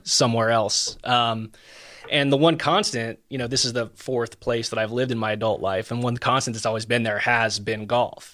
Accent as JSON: {"language": "English", "town": "Marietta", "region": "Georgia", "country": "United States", "tie": "born or raised there", "also_born_or_lived": "Statesboro, Georgia / Macon, Georgia / Indianapolis, Indiana", "moved": "as an adult", "lives_now": "Eastern Tennessee, United States", "said": "I'm originally from Marietta, Georgia, which is a suburb of Atlanta, just north"}